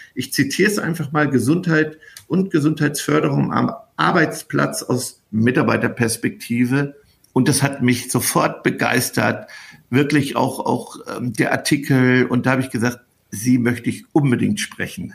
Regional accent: North Rhine-Westphalia, Germany; wir kommen ja hier aus Ostwestfalen

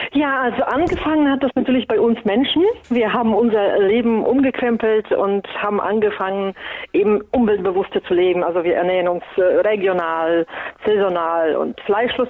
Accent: Poland; moved away; Ich komme ja ursprünglich aus Polen und wir essen traditionell sehr viel Graupen

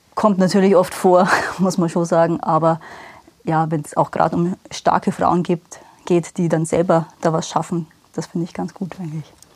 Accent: Rosenheim, Bavaria, Germany; now in Obing, Germany; gebürtige Rosenheimerin, wohne aber seit sieben

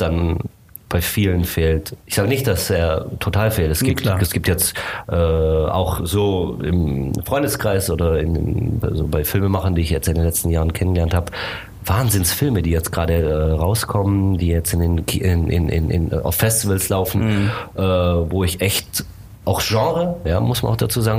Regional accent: Germany; also born or lived in Bucharest, Romania / United States; ich bin hier in Deutschland aufgewachsen, ich bin in Bukarest geboren, also ich habe auch, äh, rumänische Eltern

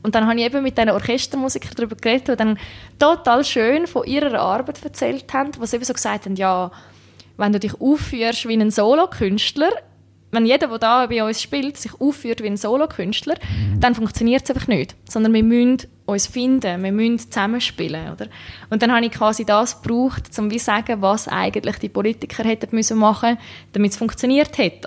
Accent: Switzerland; also born or lived in Czech Republic; ich bin in der Schweiz mehr oder weniger aufgewachsen. Also wir haben auch noch im Ausland gewohnt, wo ich klein bin als, als Kind

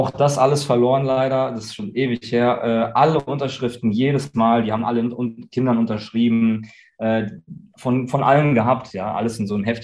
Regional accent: Germany; born there; ich bin hier geboren in Deutschland und ähm, mir fehlt es einfach hier.

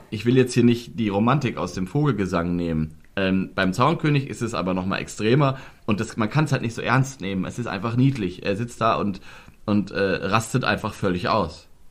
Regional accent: Germany; bei uns in Deutschland

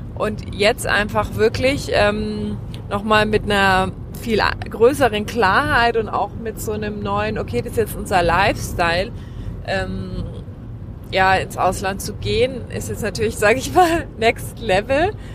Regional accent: Germany; also born or lived in Australia; ich bin Deutsche

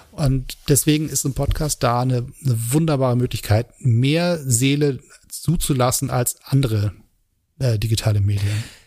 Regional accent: Hamburg, Germany; now in Berlin, Germany; meiner Heimatstadt Hamburg

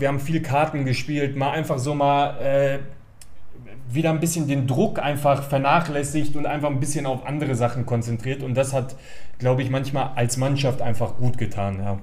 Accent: Gladbeck, North Rhine-Westphalia, Germany; Also ich bin in Gladbeck geboren, also äh, Schlussfolgerung war natürlich, dass ich auch in Gladbeck angefangen habe, Fußball zu spielen.

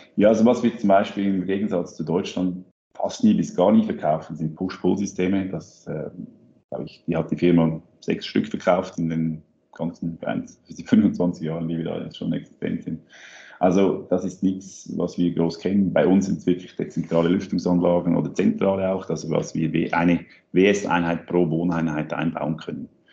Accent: Switzerland; bei uns in der Schweiz

